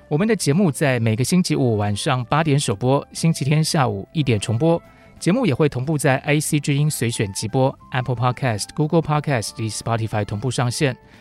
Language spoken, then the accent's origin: Chinese; southern Taiwan, Taiwan; 我毕竟是南方长大的，对，对，所以这个台湾的阳光孕育了我这种开朗的个性